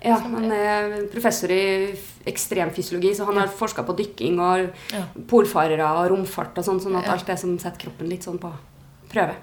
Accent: Trondheim, Trøndelag, Norway; Jeg er fra Trondheim. Ja. Eh, bodd her mesteparten av livet.

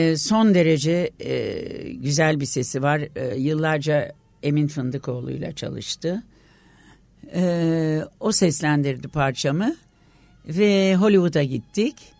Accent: Istanbul, Turkey; İstanbul doğumluyum.

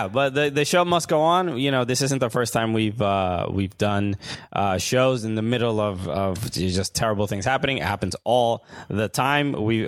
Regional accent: New York City, New York, United States; I'm from Sunset Park, Brooklyn.

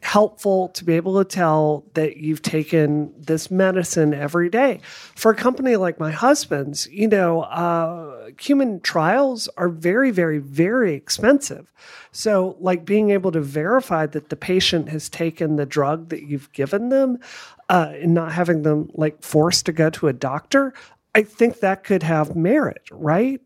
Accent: Mississippi, United States; I grew up in Mississippi

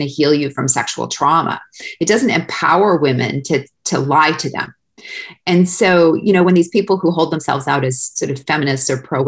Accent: Winnipeg, Manitoba, Canada; moved away as an adult; also born or lived in London, Ontario; now in United States; I'm from Winnipeg

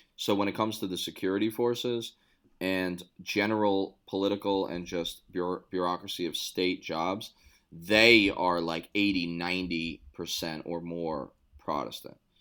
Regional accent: New York City, New York, United States; born or raised there

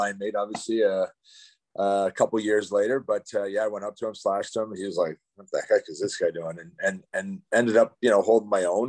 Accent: London, Ontario, Canada; moved away as an adult; growing up a London Knights fan and growing up in London

